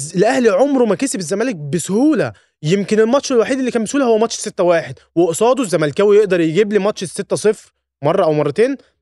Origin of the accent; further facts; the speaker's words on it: Egypt; انا كمصري